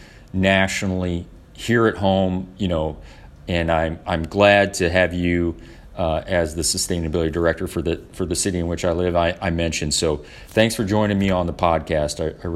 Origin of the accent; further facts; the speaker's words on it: Orlando, Florida, United States; Today, I'm very fortunate to have my sustainability director in my hometown, Orlando, Florida, Chris Castro.